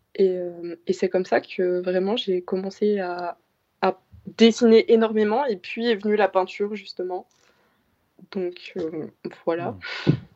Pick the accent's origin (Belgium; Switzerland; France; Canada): Belgium; J'ai actuellement 17 ans et je mmh. viens de, de Bertry